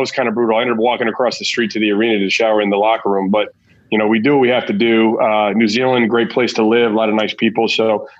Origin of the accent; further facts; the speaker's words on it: Albuquerque, New Mexico, United States; also born or lived in Göttingen; I'm from Albuquerque, New Mexico